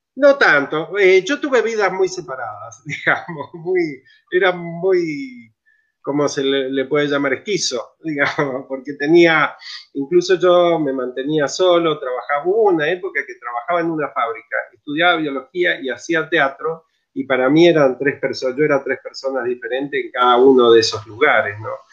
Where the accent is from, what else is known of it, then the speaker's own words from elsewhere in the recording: Mendoza, Argentina; moved away as an adult; now in San Luis, Argentina; Yo en realidad soy nacido en Mendoza, soy, soy de, montaña, digamos. Eh, y, bueno, me vine acá a San Luis a estudiar